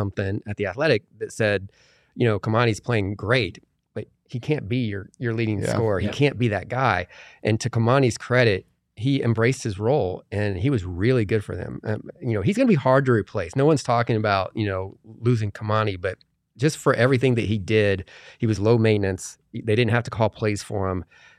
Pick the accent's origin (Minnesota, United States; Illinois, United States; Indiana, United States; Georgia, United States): Indiana, United States; moved away as an adult; now in Arizona, United States; I'm from Indiana.